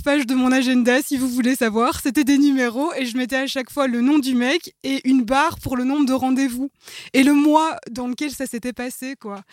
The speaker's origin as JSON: {"language": "French", "town": "Brussels", "region": "Brussels-Capital Region", "country": "Belgium", "said": "je suis bruxelloise, vous allez l'entendre de toute façon."}